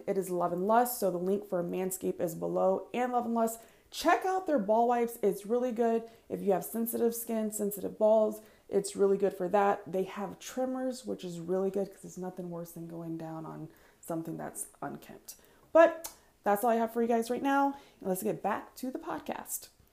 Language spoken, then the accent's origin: English; Florida, United States; also born or lived in New Jersey; I was born in New Jersey, raised in Florida